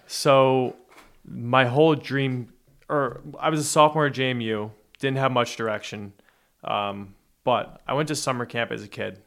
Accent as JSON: {"language": "English", "region": "New Jersey", "country": "United States", "tie": "born or raised there", "said": "I grew up in Jersey"}